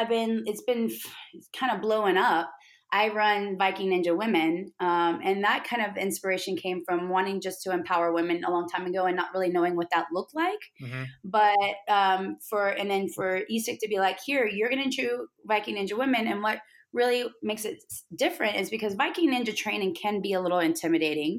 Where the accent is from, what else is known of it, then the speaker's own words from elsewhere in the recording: Beaumont, Texas, United States; And I'm from Beaumont's in that area